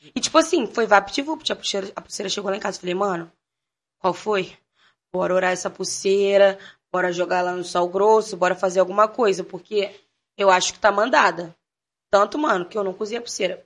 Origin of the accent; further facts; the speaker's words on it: Rio de Janeiro, Brazil; also born or lived in Jacarepaguá / Sepetiba / Baixada Fluminense / Lapa; eu não nasci na Baixada. Eu nasci em Jacarepaguá, fui para a Zona Oeste, com oito anos eu fui conhecer a Baixada. Depois me mudei para Sepetiba, e com 14 eu voltei para Baixada